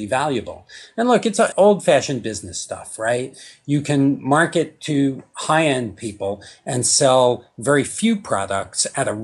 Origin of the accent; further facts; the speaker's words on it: New York, United States; I grew up in New York, so I come from a fairly formal environment